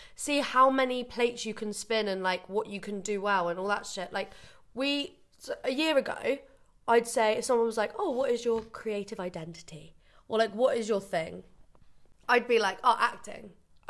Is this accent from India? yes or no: no; Bournemouth, South West England, United Kingdom; moved away; I grew up in Bournemouth